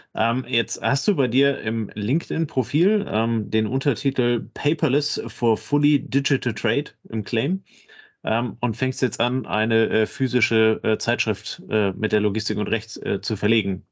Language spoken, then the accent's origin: German; Kiel, Schleswig-Holstein, Germany; Kann ich als Kieler Sprotte nur absolut unterschreiben